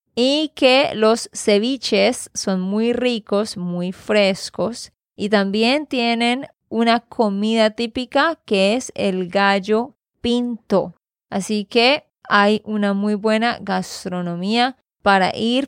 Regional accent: Santander, Colombia; de Santander, Colombia

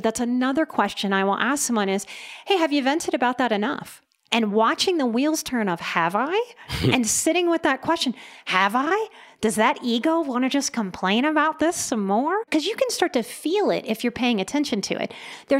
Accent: the South, United States; But I was a pretty good girl growing up in the South too. Good Southern girl.

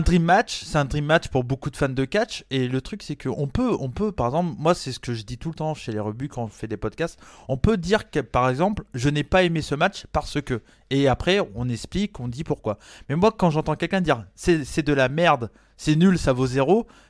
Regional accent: Brittany, France; j'ai la culture américaine, mais j'ai grandi en France

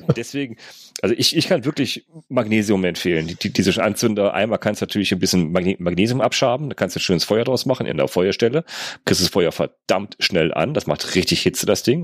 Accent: North Rhine-Westphalia, Germany; bei uns in NRW

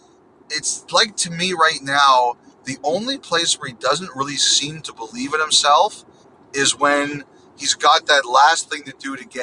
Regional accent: Toronto, Ontario, Canada; you and I, we grew up in Toronto

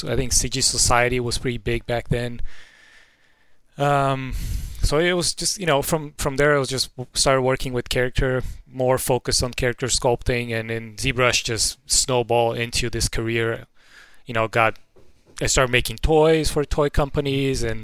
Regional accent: Brazil; I'm from Brazil. I grew up in Brazil.

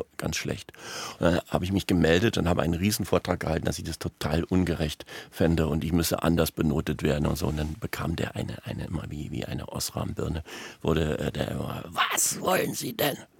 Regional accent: Berlin, Germany; also born or lived in Münster, North Rhine-Westphalia; In Münster in Westfalen, aber mit drei Jahren ähm, sind meine Eltern von da nach Berlin gegangen. Und dann bin ich in Berlin aufgewachsen.

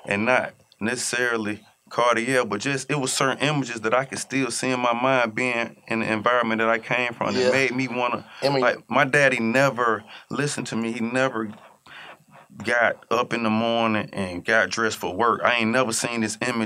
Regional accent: Atlanta, Georgia, United States; I'm from Atlanta

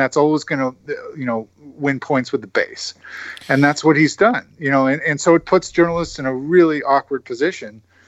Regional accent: New York, United States; I grew up in New York

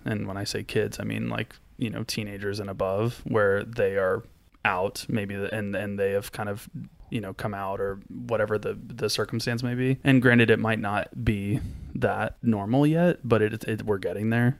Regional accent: Florida, United States; I grew up in Florida

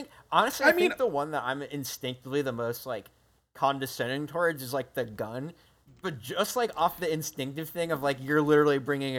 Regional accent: New Jersey, United States; I grew up in New Jersey

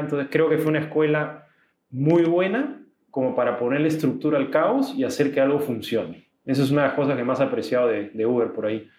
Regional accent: Peru; also born or lived in Austin, Texas; yo comencé trabajando en un banco, un banco grande acá en mi país que se llamaba BCP

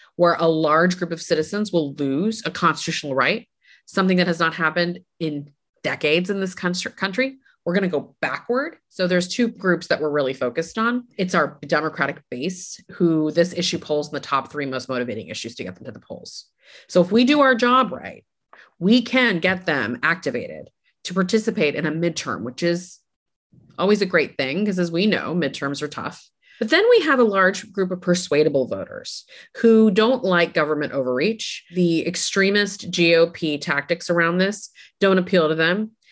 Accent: Texas, United States; also born or lived in India; I grew up in Texas. I grew up in Texas as a brown person of color, you know, as an immigrant kid

